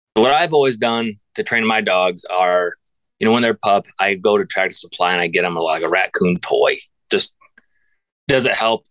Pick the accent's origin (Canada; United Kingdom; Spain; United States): United States; Northwest Pennsylvania; born and raised in Northwest Pennsylvania.